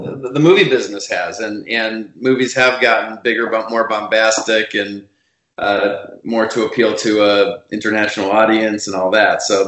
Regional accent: Chicago, Illinois, United States; moved away as an adult; also born or lived in New York / Los Angeles; now in Los Angeles area, United States; I'm originally from Chicago. I grew up there

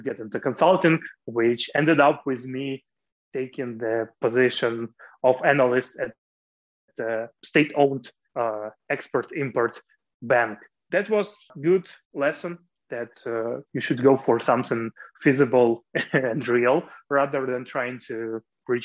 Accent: Kyiv, Ukraine; I was born in Kiev in the medical dynasty.

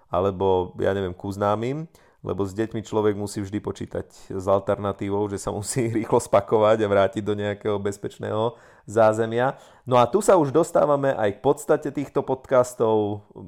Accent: Slovakia; ja pochádzam z Tatier

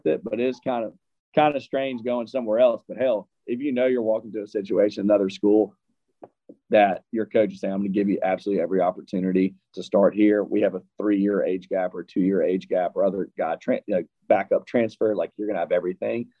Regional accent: Deep South, United States; growing up in the Deep South

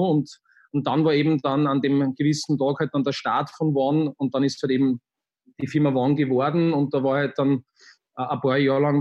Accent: Linz, Upper Austria, Austria; ich bin am Stadtrand von Linz aufgewachsen. Ähm, das war recht, recht lässig, weil da sehr viel Grünes war.

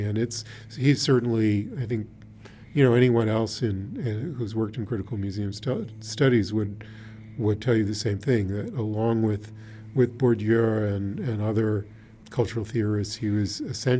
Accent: Washington, District of Columbia, United States; I grew up in Washington, D.C., and the first museum that I really got to know as a museum was the National Gallery

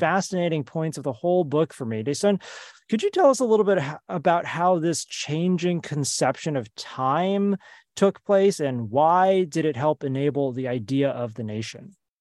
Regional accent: United States; I grew up in the United States

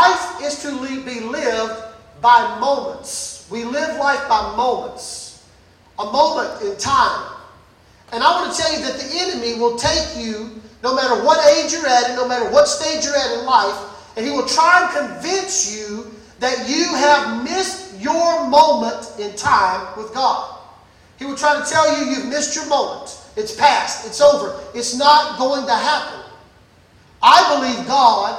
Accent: Brookhaven, Mississippi, United States; I was born and raised in Mississippi, Brookhaven, country boy.

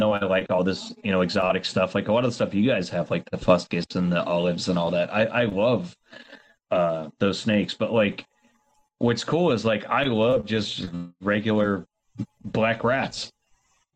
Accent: Florida, United States; now in Arkansas, United States; growing up in Florida

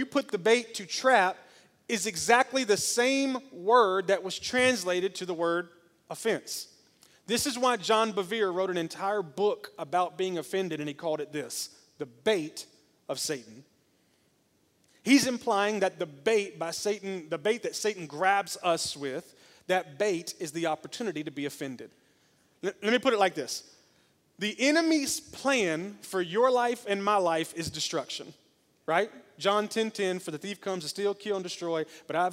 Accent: Memphis, Tennessee, United States; now in Smyrna, United States; I may live in Smyrna, but I'm from Memphis

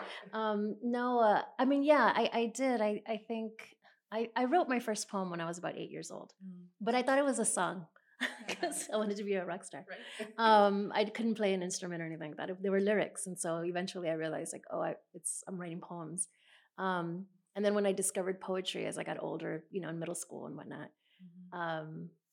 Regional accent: San Antonio, Texas, United States; I grew up about 4 miles from where we're sitting right now, south of here

